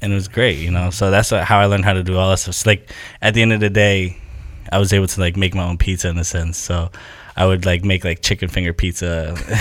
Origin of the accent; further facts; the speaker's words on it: Haverhill, Massachusetts, United States; my hometown, Haverhill, where I grew up.